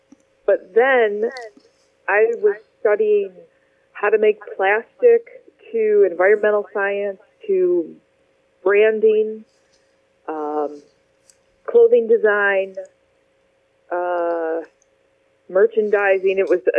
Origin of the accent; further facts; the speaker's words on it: Livonia, Michigan, United States; also born or lived in Detroit; Well, I was born in Detroit, and I grew up just outside Detroit in Livonia, Michigan, primarily.